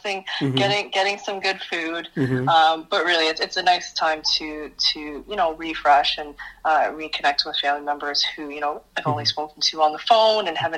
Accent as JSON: {"language": "English", "town": "Kitchener", "region": "Ontario", "country": "Canada", "tie": "born or raised there", "also_born_or_lived": "Brampton, Canada", "lives_now": "Guelph, Canada", "said": "I grew up in Kitchener, but Brampton was like a second home"}